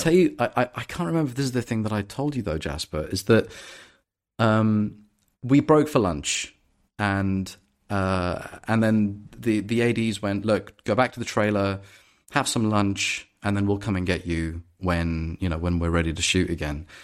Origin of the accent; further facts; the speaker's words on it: London, United Kingdom; I'm from London and I grew up in London